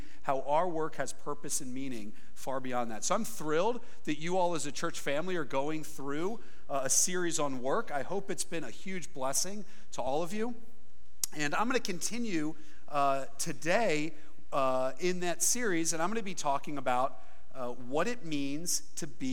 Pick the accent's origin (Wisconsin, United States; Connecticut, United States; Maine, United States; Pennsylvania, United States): Pennsylvania, United States; Philadelphia; I'm from the Philadelphia area, which is pretty different